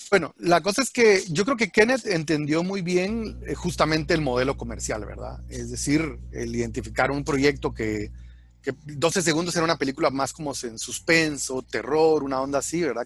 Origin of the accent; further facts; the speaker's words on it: Guatemala; soy alguien de Shell Aguate urbano que no me tocó, digamos, directamente el conflicto armado